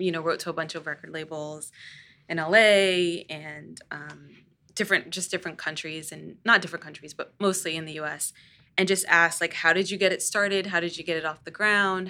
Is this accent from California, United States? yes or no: no; Northern Virginia, United States; I grew up in Northern Virginia